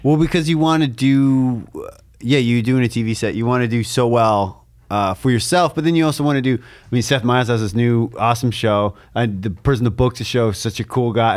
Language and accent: English; Canada; as a Canadian